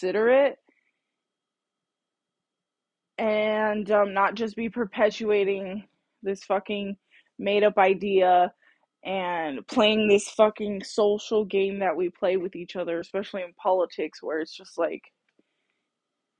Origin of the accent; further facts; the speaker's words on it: United States; I'm American